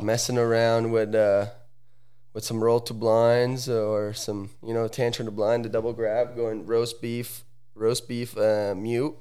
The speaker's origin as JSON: {"language": "English", "town": "Sala Comacina", "region": "Lombardy", "country": "Italy", "tie": "born or raised there", "moved": "yes", "lives_now": "United States", "said": "I'm from Sala Comacina. It's a, a super small little"}